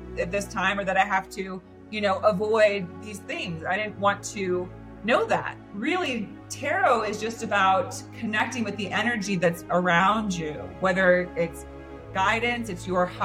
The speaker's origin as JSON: {"language": "English", "town": "Santa Cruz", "region": "California", "country": "United States", "said": "I'm originally from the Bay Area, from Santa Cruz, California. So kind of like a beach mountain area"}